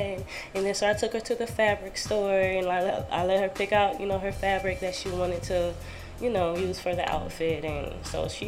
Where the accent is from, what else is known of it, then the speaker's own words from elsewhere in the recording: Sarasota, Florida, United States; I'm from Sarasota.